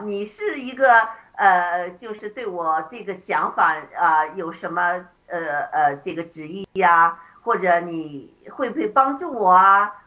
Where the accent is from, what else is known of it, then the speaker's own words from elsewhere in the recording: China; 我们中国人